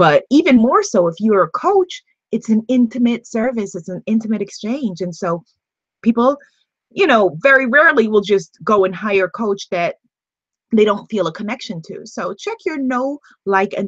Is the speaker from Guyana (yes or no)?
yes; Guyana; like we say in Guyana